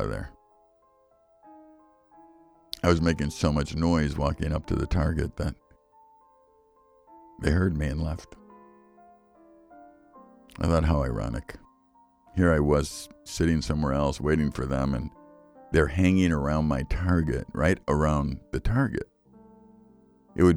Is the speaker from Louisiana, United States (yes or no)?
no; Chicago, Illinois, United States; now in Wisconsin, United States; I grew up in Chicago